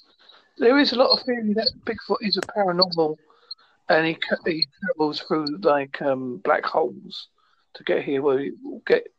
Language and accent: English; Devon, South West England, United Kingdom; accent: Essex Devon; I'm from United Kingdom in Devon.